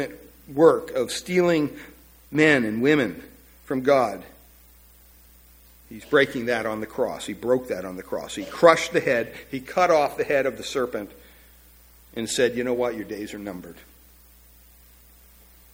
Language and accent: English; Pennsylvania, United States; growing up in Pennsylvania